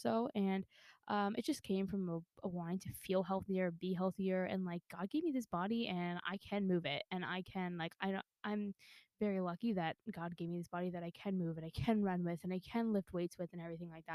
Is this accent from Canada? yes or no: yes; Canada; I'm Canadian through and through